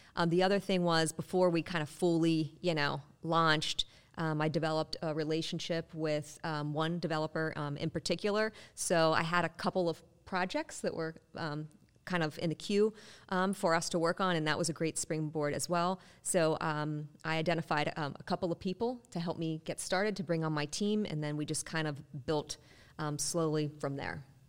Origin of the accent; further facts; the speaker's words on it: Western Pennsylvania, United States; I'm from Western P A where soccer was not common